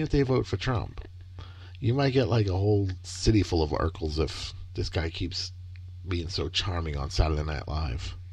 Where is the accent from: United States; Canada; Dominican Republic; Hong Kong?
United States; Michigan; I was born in Michigan